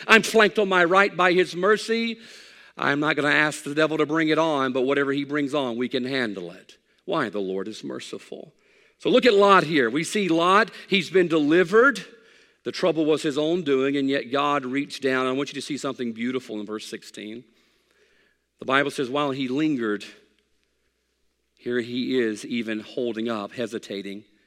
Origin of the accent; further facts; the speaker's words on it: United States; I'm an American